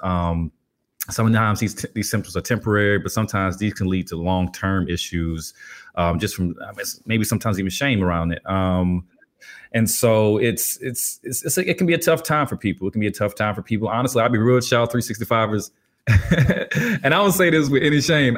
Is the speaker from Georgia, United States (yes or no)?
yes; Albany, Georgia, United States; I grew up in Albany, Georgia, birthplace of …